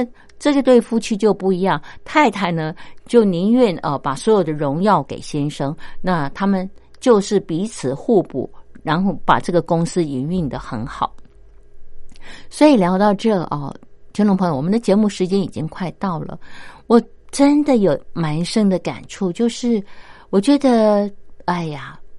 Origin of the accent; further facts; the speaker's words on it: China; 难怪我们中国人。